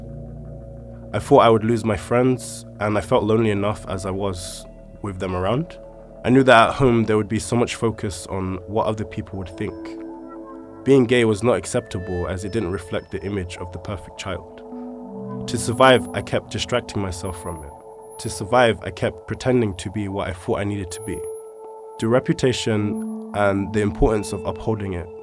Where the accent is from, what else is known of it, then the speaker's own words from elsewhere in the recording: London, United Kingdom; I was born and raised in East London to first-generation Sierra Leonean parents